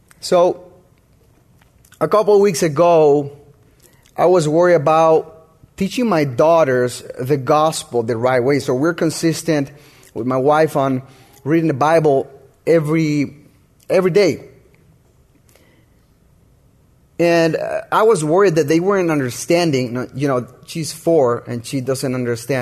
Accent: Honduras; moved away; I'm from Honduras, and I got married over here.

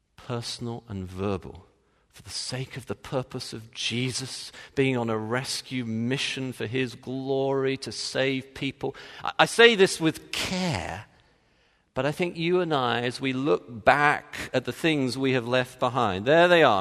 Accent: Texas, United States; moved away as an adult; I'm from Texas

